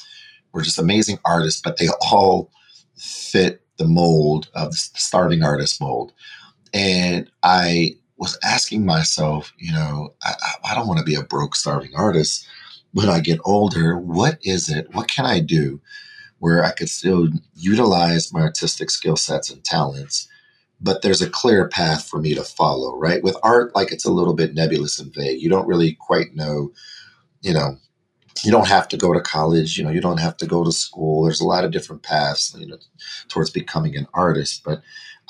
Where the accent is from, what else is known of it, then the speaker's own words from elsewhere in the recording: Denver, Colorado, United States; I was born and raised in Denver, Colorado